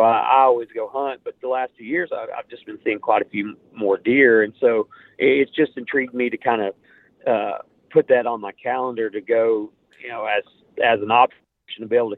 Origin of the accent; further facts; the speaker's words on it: Oklahoma, United States; I'm from Pushmataha County